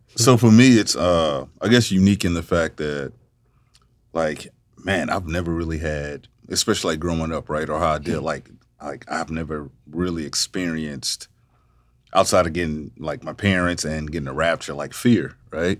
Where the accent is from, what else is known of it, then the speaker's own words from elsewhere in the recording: Baton Rouge, Louisiana, United States; I'm from Baton Rouge, Louisiana. I was born and raised.